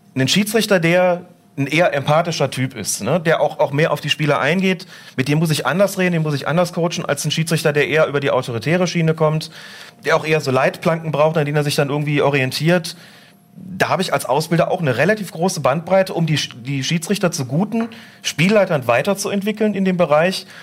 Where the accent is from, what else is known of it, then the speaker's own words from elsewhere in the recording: Rhineland, Germany; ich bin im Rheinland groß geworden